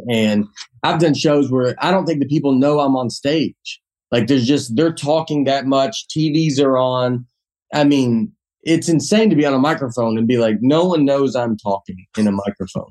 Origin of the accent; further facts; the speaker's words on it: Old Hickory, Tennessee, United States; moved away as an adult; also born or lived in New York; I'm from Old Hickory, Tennessee